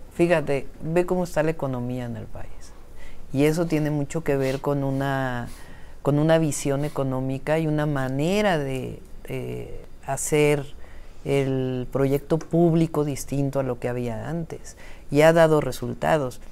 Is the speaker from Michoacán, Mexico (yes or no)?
no; Mexico City, Mexico; also born or lived in Berkeley, United States; yo nací en la Ciudad de México, tengo una historia de vida